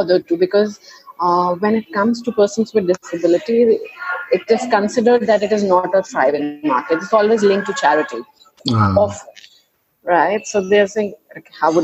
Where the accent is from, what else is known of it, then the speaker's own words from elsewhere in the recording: Agra, Uttar Pradesh, India; now in Delhi, India; I was born and brought up in Agra